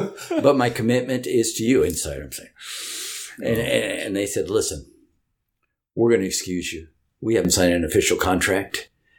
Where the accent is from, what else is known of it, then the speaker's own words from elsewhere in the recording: Portland, Oregon, United States; I grew up around Cleveland, two blocks from Cleveland. That was my neighborhood. I lived in that neighborhood until we got married.